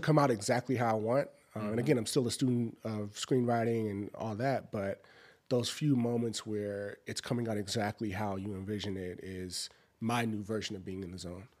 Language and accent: English; Los Angeles, California, United States; growing up in South Central is a strong family dynamic.